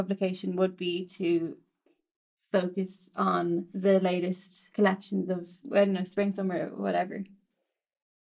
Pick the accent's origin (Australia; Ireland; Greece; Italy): Ireland; moved away; in Ireland, because I'm Irish